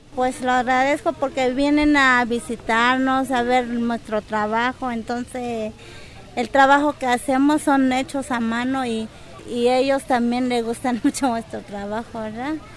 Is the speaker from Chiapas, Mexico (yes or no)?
yes; San Cristóbal de las Casas, Chiapas, Mexico; moved away as an adult; also born or lived in San Juan Chamula, Chiapas; now in Guadalajara, Mexico; nací en San Juan Chamula, es un pueblo ahí en Chiapa y crecí en San Cristóbal de las Casas